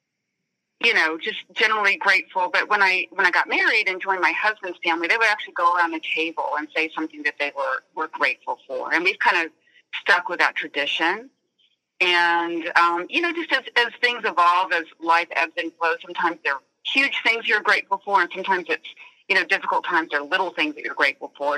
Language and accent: English; the South, United States; we're in the South, and so I grew up in the South